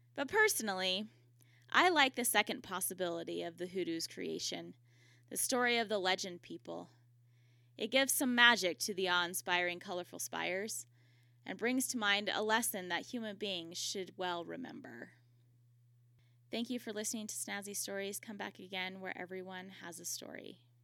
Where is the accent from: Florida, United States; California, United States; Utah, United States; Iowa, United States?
Utah, United States; my home state of Utah